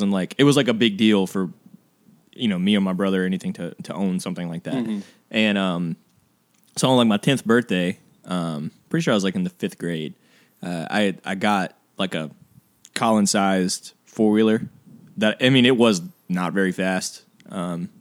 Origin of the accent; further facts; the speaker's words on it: Mississippi, United States; We're from Mississippi. We all grew up here, which means we all grew up a little bit country